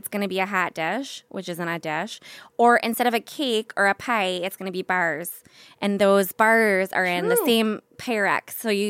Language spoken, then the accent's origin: English; Minneapolis, Minnesota, United States; accent: Minnesota; moved away; I grew up in Minneapolis.